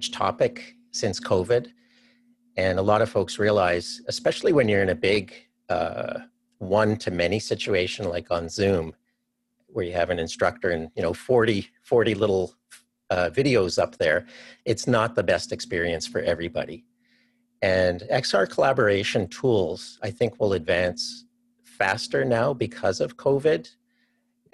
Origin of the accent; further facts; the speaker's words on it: Canada; moved away as an adult; also born or lived in Cleveland, Ohio; now in Seattle, United States; I'm actually from Canada